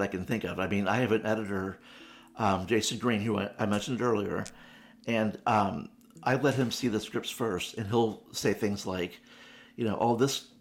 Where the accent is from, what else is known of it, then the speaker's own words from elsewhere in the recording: St. Louis, Missouri, United States; having grown up in St. Louis, which is a very Irish Catholic community